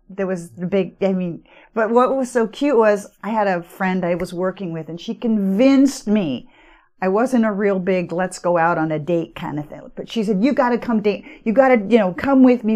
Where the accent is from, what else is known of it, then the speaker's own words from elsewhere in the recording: Marin, California, United States; moved away as an adult; also born or lived in Oregon; I grew up in Marin.